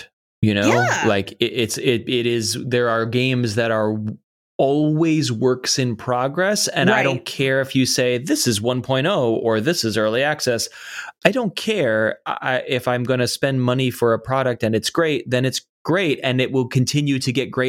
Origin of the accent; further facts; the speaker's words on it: United States; speak English and grow up in the United States